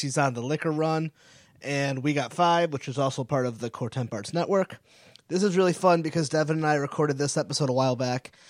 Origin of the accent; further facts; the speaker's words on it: Connecticut, United States; now in Rhode Island, United States; I'm from New England. I, I, I'm from Connecticut. I live in Rhode Island